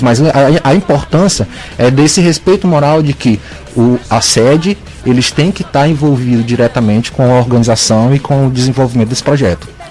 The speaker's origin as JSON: {"language": "Portuguese", "town": "Tuntum", "region": "Maranhão", "country": "Brazil", "tie": "born or raised there", "also_born_or_lived": "Pará", "lives_now": "São Luís, Brazil", "said": "Eu nasci no Pará, mas fui muito criança pro interior do Maranhão, cidade de Tuntum, no Maranhão."}